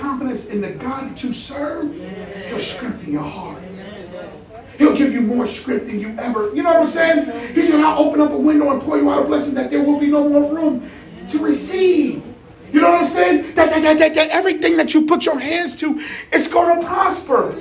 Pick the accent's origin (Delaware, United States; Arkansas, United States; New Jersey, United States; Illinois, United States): New Jersey, United States; Jersey City; also born or lived in South Plainfield, New Jersey; I'm from Jersey City, PS41. You know what I'm saying? I'm by the way of South Plainfield